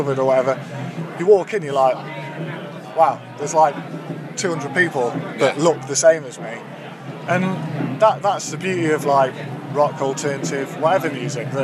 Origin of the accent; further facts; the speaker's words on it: Derby, East Midlands, United Kingdom; we're from Derby, and Derby can be a grim place sometimes. I mean, I love Derby